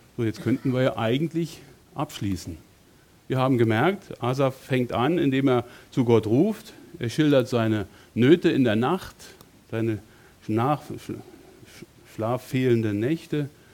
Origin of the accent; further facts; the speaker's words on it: Berlin, Germany; moved away as an adult; also born or lived in Bonn; meine Heimat in Berlin mit meiner Frau zu verlassen und von dort wegzugehen, Familie, Freunde, Gemeinde, alles weg hinter mir zu lassen und nach Bonn zu ziehen